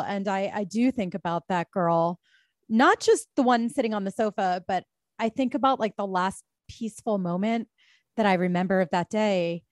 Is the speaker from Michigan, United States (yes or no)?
no; Bala Cynwyd, Pennsylvania, United States; moved away as an adult; now in New York, United States; I grew up, uh, right off of Conshohocken State Road, you know, just, like, trolled suburban square as a teen